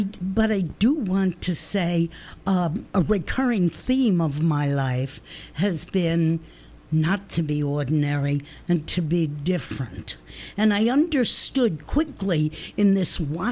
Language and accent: English; New Jersey, United States; I spoke like I came from New Jersey, which I did